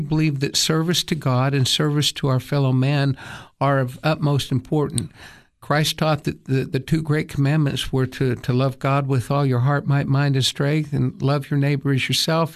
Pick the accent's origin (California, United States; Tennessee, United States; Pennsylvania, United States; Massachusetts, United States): Tennessee, United States; Johnson City; also born or lived in Taiwan; now in Cookeville, United States; I grew up in Johnson City